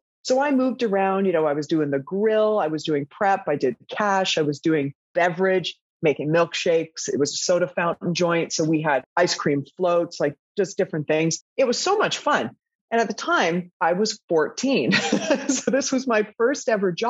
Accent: Toronto, Ontario, Canada; moved away as an adult; also born or lived in Vancouver, Canada; now in Amsterdam, Netherlands; I was working in a fast food shop in Toronto, Ontario, in Canada, where I'm from

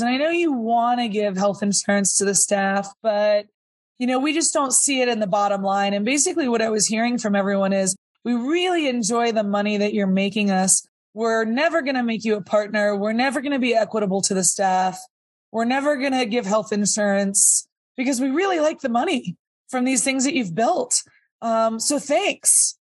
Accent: Sonoma County, California, United States; also born or lived in Napa; I grew up in Sonoma County

